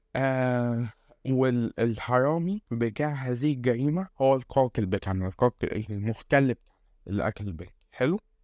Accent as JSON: {"language": "Arabic", "country": "Egypt", "said": "عندنا في مصر"}